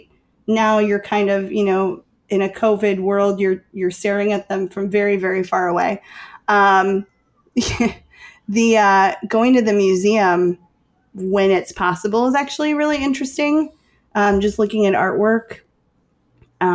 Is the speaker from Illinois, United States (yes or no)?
yes; Chicago, Illinois, United States; I'm from Chicago